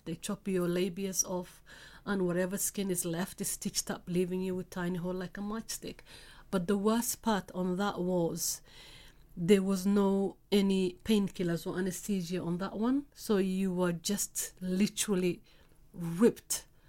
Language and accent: English; Somalia; now in United Kingdom; I'm from Africa, specifically East Africa, Somalia